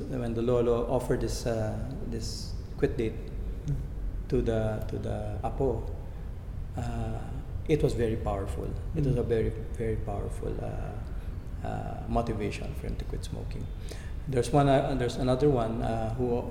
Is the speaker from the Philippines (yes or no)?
yes; Philippines; tayo mga Pilipino, we're closely knit